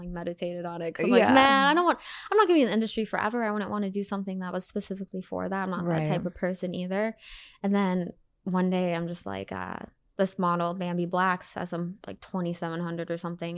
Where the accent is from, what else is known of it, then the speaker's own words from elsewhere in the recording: Arizona, United States; moved away as an adult; also born or lived in Wisconsin; now in California, United States; I was born in Wisconsin. I grew up mostly in good old Arizona